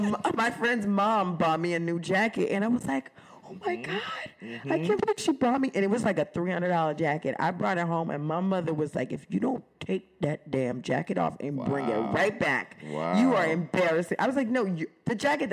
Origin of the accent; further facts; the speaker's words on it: Oakland, California, United States; now in New York City, United States; I grew up in Oakland, California, and mm-hmm. I didn't have any white friends until I moved to New York City.